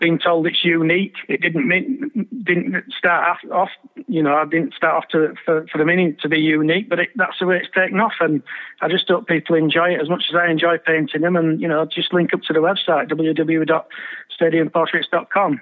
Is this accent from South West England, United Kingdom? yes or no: no; Bradford, Yorkshire and the Humber, United Kingdom; my hometown club and being there week in week out with my dad